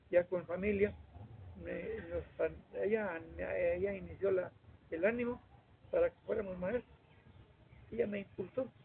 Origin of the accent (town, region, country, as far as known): Mexquitic, San Luis Potosí, Mexico